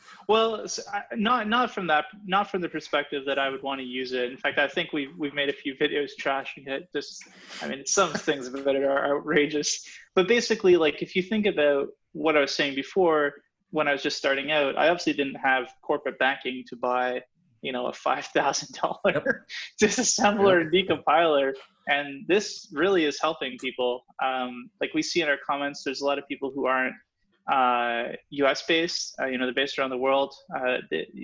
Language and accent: English; Gatineau, Quebec, Canada; moved away; also born or lived in Ottawa; I actually spent my childhood in Quebec. I came from Gatineau.